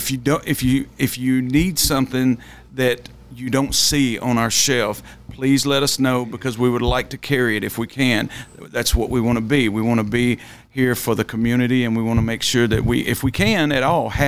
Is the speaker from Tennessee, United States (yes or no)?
yes; Nashville, Tennessee, United States; I grew up in East Nashville in projects my whole life.